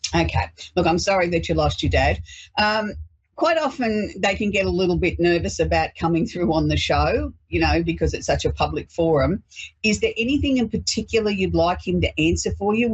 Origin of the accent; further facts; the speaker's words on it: Australia; we celebrate being Australian